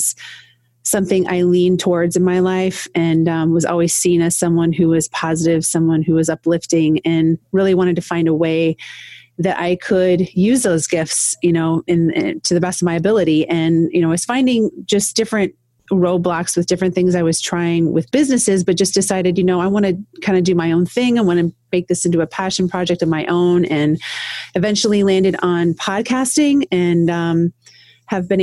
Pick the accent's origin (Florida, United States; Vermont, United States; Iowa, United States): Iowa, United States; now in Toledo, United States; born and raised in Iowa. So in a very small town